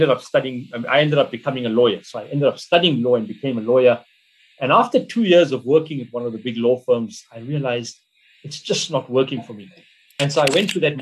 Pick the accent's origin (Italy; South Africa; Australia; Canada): South Africa; Emalahleni, Mpumalanga; we grew up in Linville, which was this township